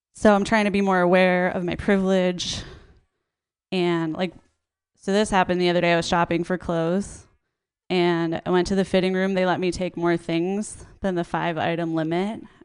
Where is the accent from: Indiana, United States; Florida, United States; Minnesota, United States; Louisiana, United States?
Minnesota, United States; I grew up in like a very Christian suburb in Minnesota